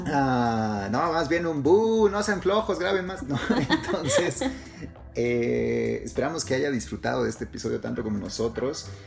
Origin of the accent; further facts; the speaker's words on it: Mexico; Nosotros nacimos en México, nos criamos en México, vivimos en México